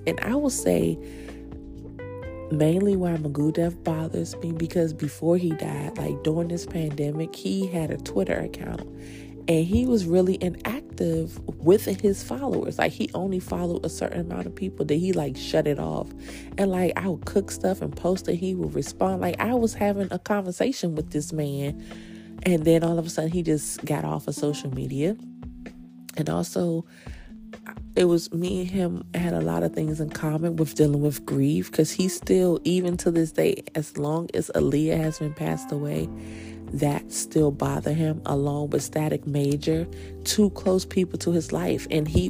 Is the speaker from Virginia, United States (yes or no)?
yes; Virginia, United States; also born or lived in New Jersey, United States / Washington, D.C., United States; growing up in Jersey and growing up in DC, it was hard saying you from Virginia, because people were like, oh, you country, you this.